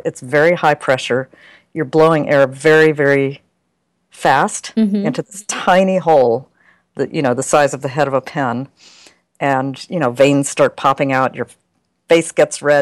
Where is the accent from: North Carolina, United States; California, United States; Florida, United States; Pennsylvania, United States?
North Carolina, United States; I'm not from a big city. I'm from a university town in the southern U.S. I'm from North Carolina